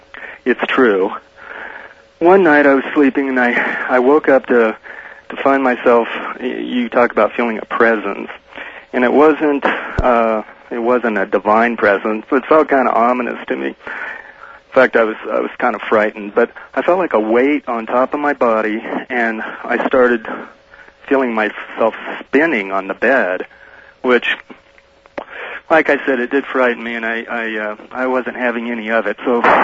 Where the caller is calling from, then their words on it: Denver, Colorado, United States; Well, I'm in Denver, Art.